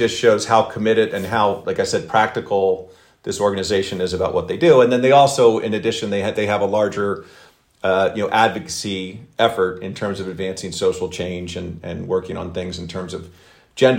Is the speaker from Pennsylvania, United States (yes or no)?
yes; Philadelphia, Pennsylvania, United States; I'm from the Philadelphia area in the Philadelphia suburbs